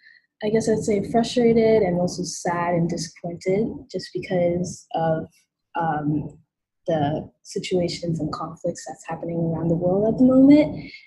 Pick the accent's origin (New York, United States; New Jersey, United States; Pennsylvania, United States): New York, United States; Brooklyn; born there; I was born in Brooklyn, but my mom is from Japan.